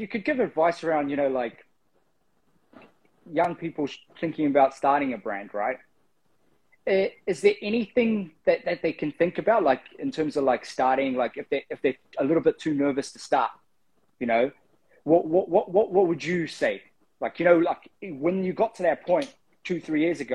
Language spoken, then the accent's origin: English; Fiji; Being Pacifica, I'm from Fiji